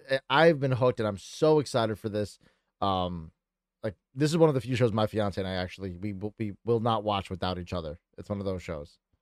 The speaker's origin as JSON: {"language": "English", "region": "Connecticut", "country": "United States", "said": "I'm a stoner from Connecticut"}